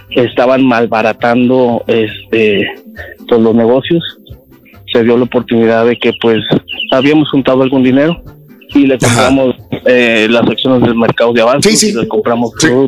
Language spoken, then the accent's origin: Spanish; Saltillo, Coahuila, Mexico; También soy de allá de Saltillo, Coahuila.